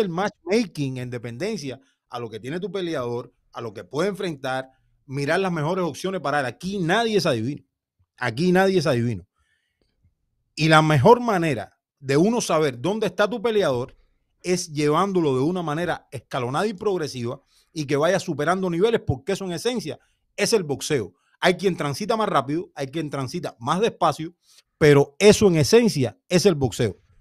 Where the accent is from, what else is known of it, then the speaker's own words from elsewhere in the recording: Cuba; yo como cubano